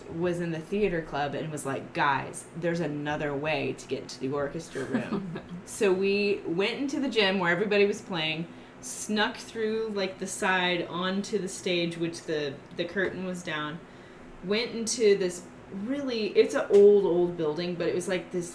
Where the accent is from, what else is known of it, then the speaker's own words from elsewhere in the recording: Missouri, United States; also born or lived in Europe; I'm from the United States. I'm from a state called Missouri